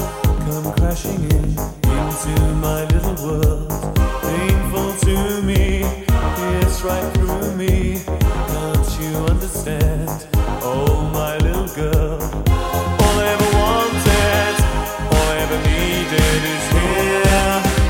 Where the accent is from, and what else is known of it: Netherlands; English is a second language; moved away as an adult